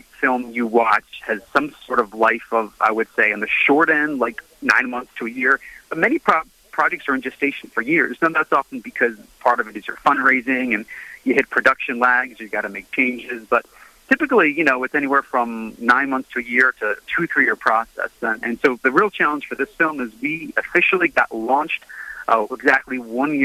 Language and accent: English; New York, United States; I grew up in New York, and my childhood here was Cardinal John O'Connor